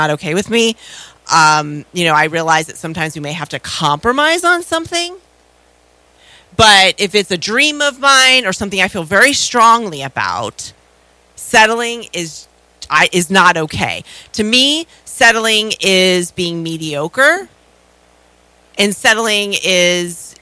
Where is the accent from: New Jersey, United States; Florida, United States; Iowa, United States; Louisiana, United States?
Florida, United States; I grew up in Florida.